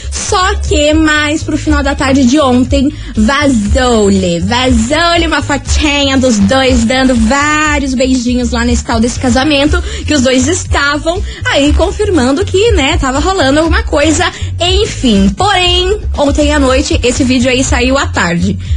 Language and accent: Portuguese; Curitiba, Paraná, Brazil; Eu sou curitibana, eu gosto de frio, gosto de uma, uma jaquetinha, uma japona, um troço, sabe?